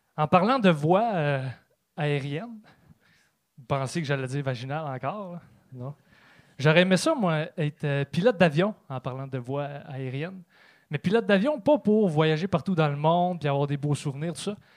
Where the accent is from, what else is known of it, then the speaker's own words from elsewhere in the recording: Trois-Rivières, Quebec, Canada; je viens de Trois-Rivières